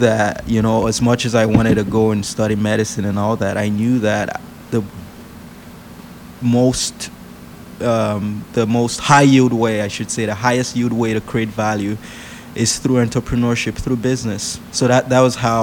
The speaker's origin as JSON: {"language": "English", "country": "Nigeria", "tie": "born or raised there", "moved": "yes", "said": "I was born in Nigeria"}